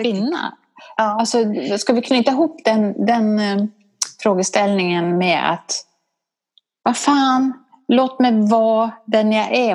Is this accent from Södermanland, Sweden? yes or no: no; Borlänge, Dalarna County, Sweden; accent: dalmål; now in Stockholm, Sweden; jag är från Borlänge och där pratar man på ett visst sätt